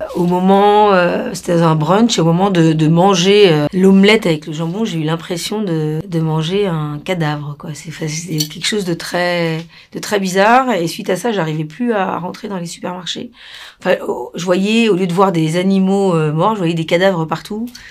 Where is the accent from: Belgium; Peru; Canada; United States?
Peru; now in France; Quand on a grandi en Amérique du Sud, au Pérou, dans les Andes